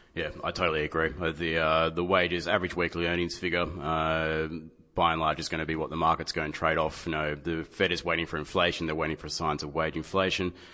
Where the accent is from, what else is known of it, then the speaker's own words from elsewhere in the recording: Sydney, New South Wales, Australia; growing up in Australia